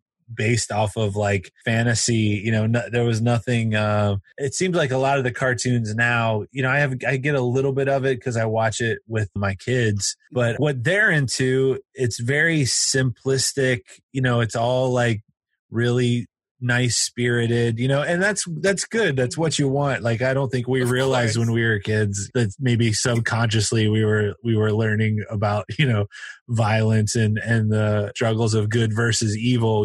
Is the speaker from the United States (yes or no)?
yes; Cincinnati, Ohio, United States; My dad was he was a model maker for Kenner Toys here in Cincinnati